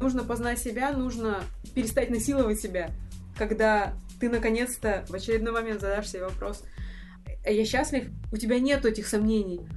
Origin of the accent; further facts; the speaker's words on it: Russia; Это российская действительность, та, в которой я росла.